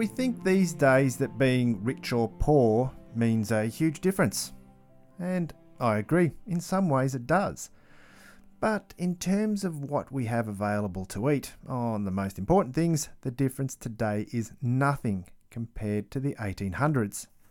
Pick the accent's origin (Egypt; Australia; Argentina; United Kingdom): Australia; growing up in Australia